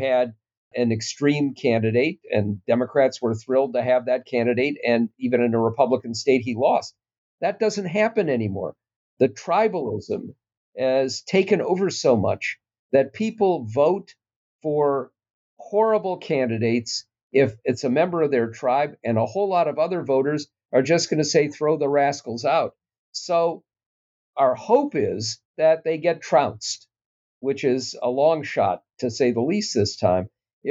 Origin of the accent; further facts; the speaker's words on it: Minnesota, United States; It's troubling in part because I'm a Minnesotan